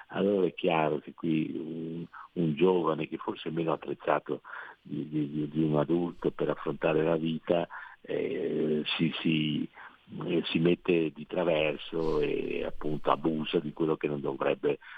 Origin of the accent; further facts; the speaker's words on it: Venice, Veneto, Italy; io sono veneziano